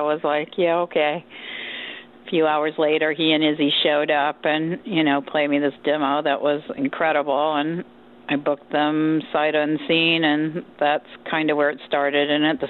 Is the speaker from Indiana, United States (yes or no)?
yes; Indiana, United States; also born or lived in Charleston, West Virginia; now in Hollywood, United States; I was born in Charleston, West Virginia, but then I moved to Indiana, and I grew up mostly in Indiana.